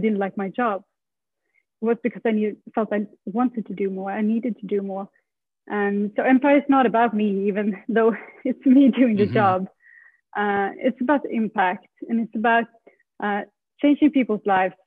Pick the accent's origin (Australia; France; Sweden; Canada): Sweden; moved away as an adult; I moved from Sweden when I was 19.